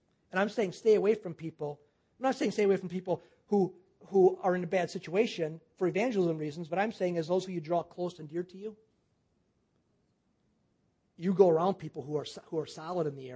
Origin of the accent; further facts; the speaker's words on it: Wisconsin, United States; moved away as an adult; also born or lived in Louisiana; I'm from Wisconsin